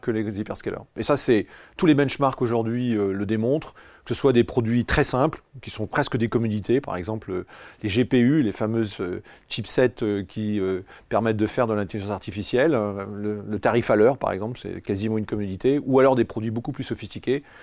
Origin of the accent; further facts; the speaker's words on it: France; je suis très fier en tant que Français